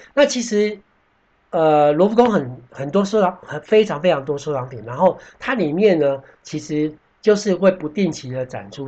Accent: Taiwan; 我们台湾人喜欢讲做生意

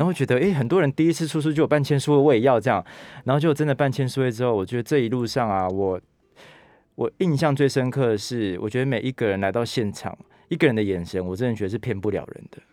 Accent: Taitung, Taitung County, Taiwan; moved away as an adult; also born or lived in Taipei / United States; 因为我是台东长大的孩子嘛

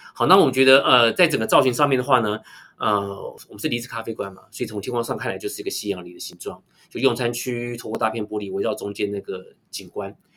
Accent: Taichung, Taiwan; 我有在协助呃台中喜信教会，那当然是我的。呃，出生的母会，我是出生在喜信教会。

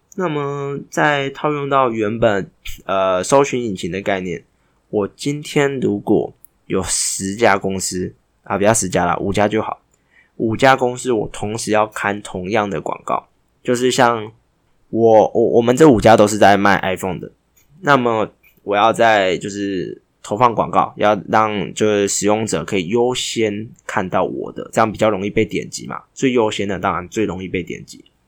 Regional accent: Taiwan; 这是我们台湾人台湾郎专属的彩蛋

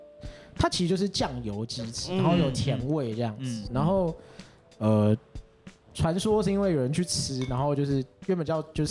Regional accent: Guangdong, China; 因为像我自己的口味就是，呃，有时候我就是想要去做个什么四川菜、什么北方菜，嗯，那因为我广东人嘛，所以忍不住还是想要加个糖，或者忍不住还是要想要加点蚝油，

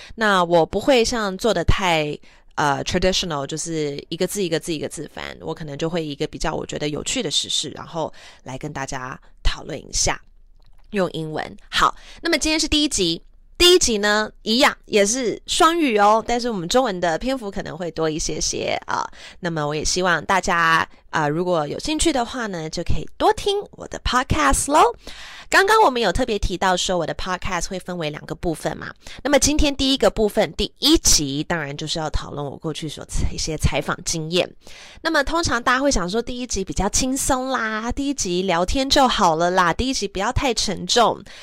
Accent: Taiwan; first language English; Chinese is a second language; 从小是在台湾长大，但是我，啊，念的都是英文小学

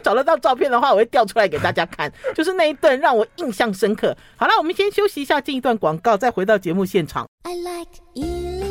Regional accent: Taipei, Taiwan; 我们台北人觉得好嗨

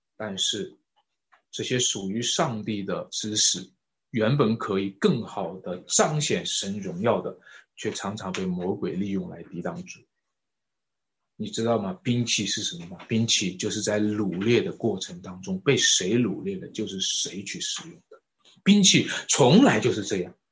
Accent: China; 我们中国人

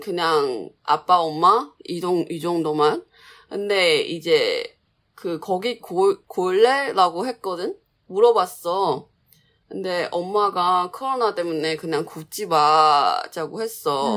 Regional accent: Changhua, Changhua County, Taiwan; Korean is a second language; 내 고향이 짱화잖아

